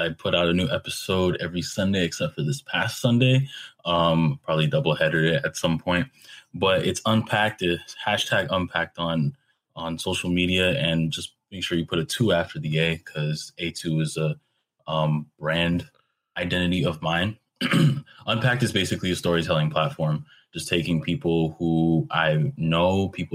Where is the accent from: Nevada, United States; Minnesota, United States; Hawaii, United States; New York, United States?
New York, United States; born and raised in New York.